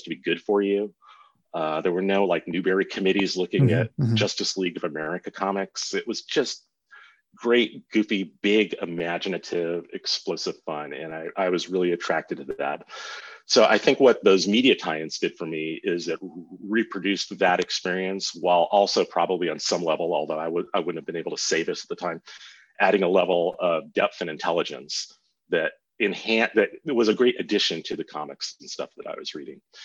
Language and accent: English; Los Angeles, California, United States; I grew up in Southern California, Venice, Culver City, West